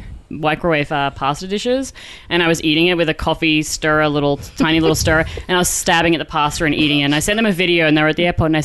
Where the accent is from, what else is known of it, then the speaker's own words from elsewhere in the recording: Singapore; Like, I come from Singapore.